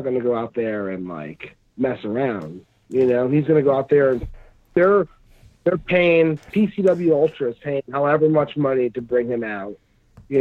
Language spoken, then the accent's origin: English; New Jersey, United States; moved away as an adult; now in Southern California, United States; I'm from New Jersey. Moved out here about 5 years ago